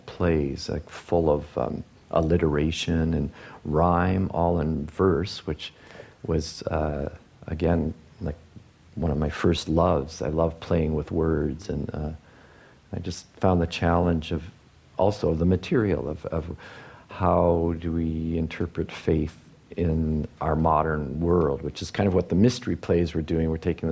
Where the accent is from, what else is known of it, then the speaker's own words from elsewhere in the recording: outside of Detroit, Michigan, United States; moved away as an adult; also born or lived in British Columbia; I grew up outside of Detroit, so being bred in the car culture